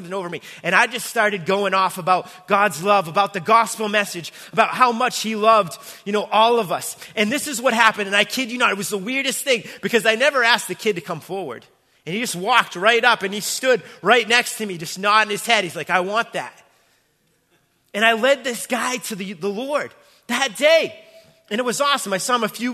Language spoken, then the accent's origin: English; Braintree, Massachusetts, United States; my hometown, my home church, Braintree, Massachusetts